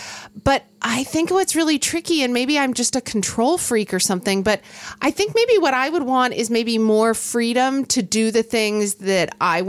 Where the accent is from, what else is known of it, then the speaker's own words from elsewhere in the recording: Oklahoma, United States; now in West Coast, United States; When I was growing up in Oklahoma